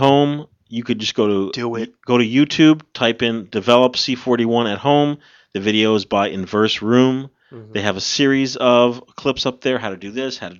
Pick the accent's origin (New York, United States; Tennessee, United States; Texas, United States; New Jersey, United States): New Jersey, United States; we are from New Jersey